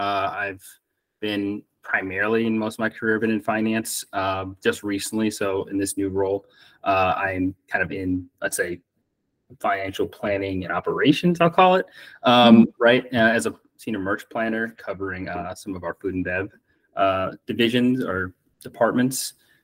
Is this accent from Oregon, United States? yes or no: no; Des Moines, Iowa, United States; also born or lived in Germany / Kansas; but I was born in Germany, moved to Kansas, moved back to Germany, and then finally landed back in the Midwest, into Iowa, Des Moines, Iowa, and was pretty much there since like middle school to like high school.